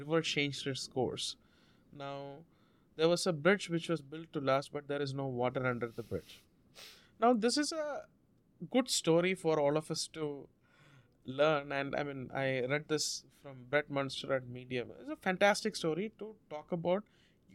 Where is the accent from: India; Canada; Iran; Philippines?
India; South India; first language Malayalam; English is a second language; moved away as an adult; now in United States; I grew up in India